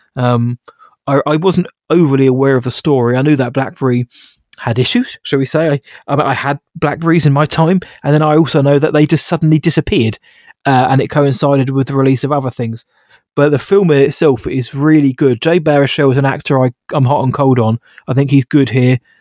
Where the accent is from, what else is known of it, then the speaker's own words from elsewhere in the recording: United Kingdom; I'm British